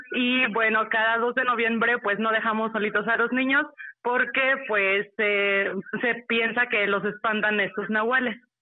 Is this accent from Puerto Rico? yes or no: no; Mexico City, Mexico; Soy de la Ciudad de México